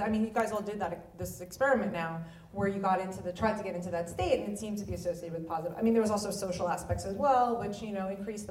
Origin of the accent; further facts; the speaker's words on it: New York, United States; also born or lived in United Kingdom; I'm a New Yorker. Like, I come from the Northeast